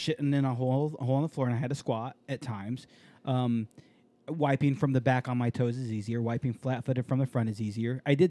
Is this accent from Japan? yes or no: yes; Japan; moved away; I grew up in Japan